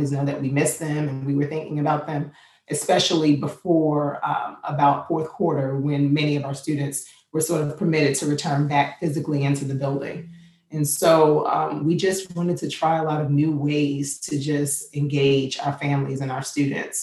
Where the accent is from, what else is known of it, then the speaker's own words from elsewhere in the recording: New York City, New York, United States; now in Virginia, United States; I'm from Queens, New York